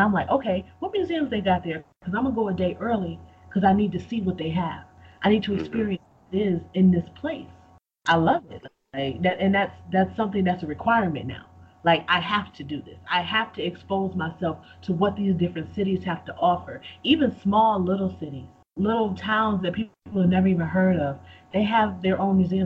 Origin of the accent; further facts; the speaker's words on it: Buffalo, New York, United States; I grew up in Buffalo, New York, and Buffalo is on the border of Canada.